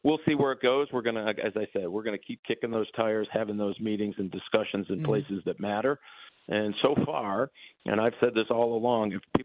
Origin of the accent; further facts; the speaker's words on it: Michigan, United States; the Democrats I grew up with in Michigan